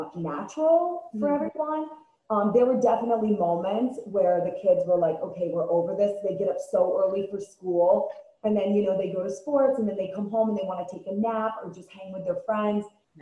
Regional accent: East Coast, United States; And then I probably like Jersey, being born and raised on the East Coast.

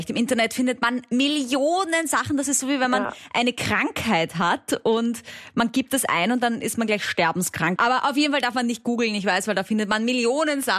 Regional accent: Austria; accent: Austrian; ich versuche ganz deutlich zu reden für euch mit meinem österreichischen Dialekt.

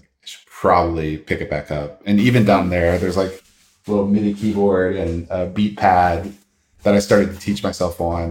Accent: Virginia, United States; I was born and raised in Virginia. Grew up a little bit in the countryside

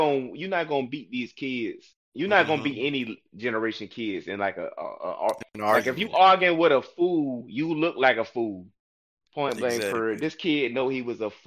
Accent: Newport News, Virginia, United States; I'm from New Panoos.

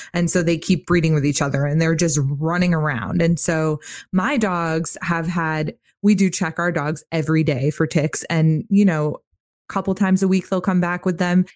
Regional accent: Northeast, United States; moved away; I'm from the Northeast originally

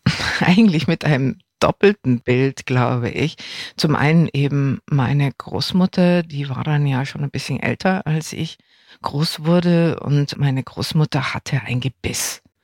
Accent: West Germany, Germany; ich bin in Westdeutschland aufgewachsen

